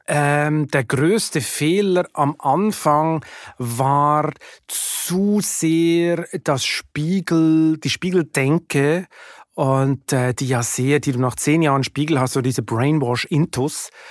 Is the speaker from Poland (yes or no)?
no; Lucerne, Switzerland; moved away as an adult; also born or lived in Hamburg, Germany; now in Germany; ich komme aus Luzern, da wächst man am See auf